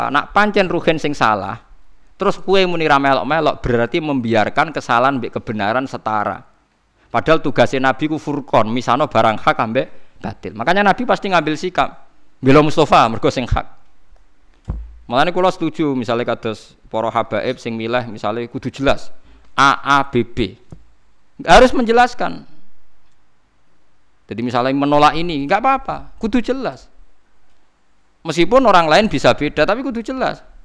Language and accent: Indonesian; Java, Indonesia